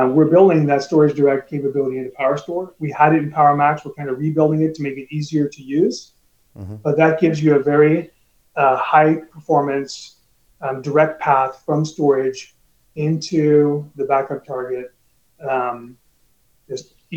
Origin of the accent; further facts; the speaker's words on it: California, United States; I grew up in California